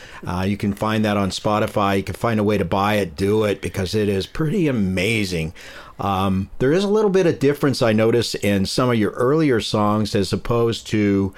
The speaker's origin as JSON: {"language": "English", "town": "Richmond", "region": "California", "country": "United States", "tie": "born or raised there", "said": "I grew up in Richmond."}